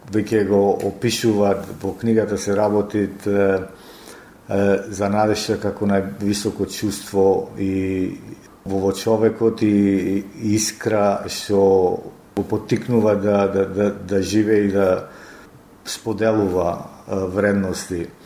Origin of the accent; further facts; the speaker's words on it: Ohrid, North Macedonia; moved away; во мојот роден крај во Охрид